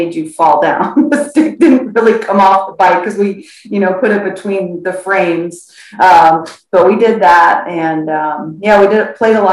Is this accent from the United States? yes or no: yes; Florida, United States; also born or lived in St. Louis, Missouri, United States; I was born in St. Louis, but we moved to Florida when I was 7